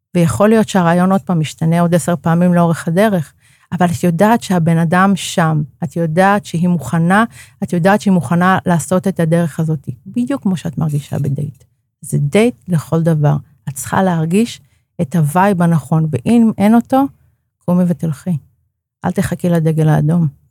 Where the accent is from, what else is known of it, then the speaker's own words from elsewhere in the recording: Karmiel, Northern District, Israel; moved away; אני מגיעה בעצם מאזור הצפון, מכרמיאל